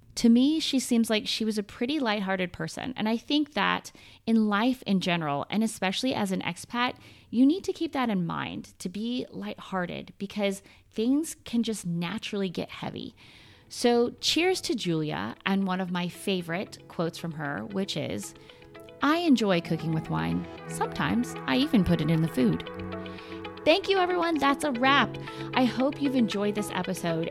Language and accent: English; United States; accent: American; moved away as an adult; now in Paris, France; my American accent